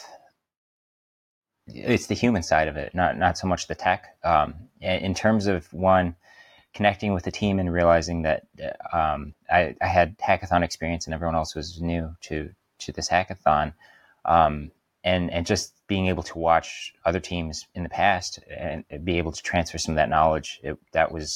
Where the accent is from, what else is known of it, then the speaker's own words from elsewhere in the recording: Detroit, Michigan, United States; I'm originally from the Detroit area